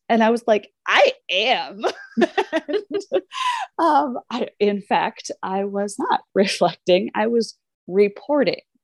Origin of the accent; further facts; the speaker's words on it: Southern Indiana, United States; also born or lived in Minneapolis, Minnesota; I am from Indiana, Southern Indiana. We are the south of the north